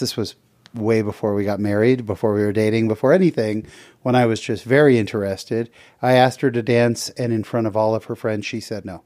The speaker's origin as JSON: {"language": "English", "town": "San Jose", "region": "California", "country": "United States", "tie": "born or raised there", "said": "I grew up in San Jose, California."}